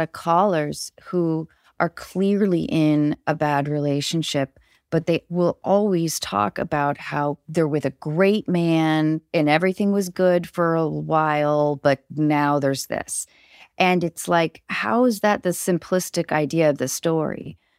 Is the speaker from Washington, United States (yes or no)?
yes; Seattle area, Washington, United States; also born or lived in Baltimore, Maryland; I was born in Baltimore, and I moved to the Seattle area when I was six